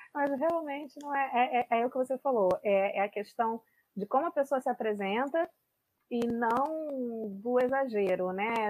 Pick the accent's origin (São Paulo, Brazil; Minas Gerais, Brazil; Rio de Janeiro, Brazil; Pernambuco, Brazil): Rio de Janeiro, Brazil; sou carioca